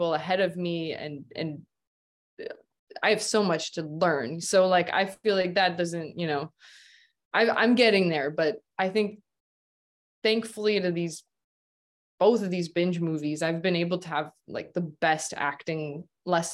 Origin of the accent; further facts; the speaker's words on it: Midwest, United States; growing up in the Midwest